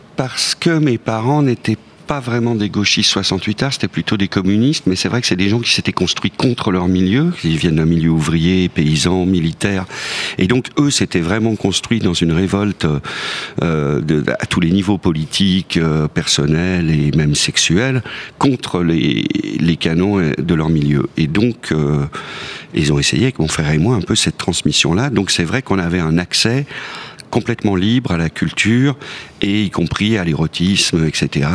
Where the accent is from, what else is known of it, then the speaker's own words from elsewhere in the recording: Lyon, Auvergne-Rhône-Alpes, France; moved away as an adult; now in Paris, France; Je suis parti de Lyon à 20 ans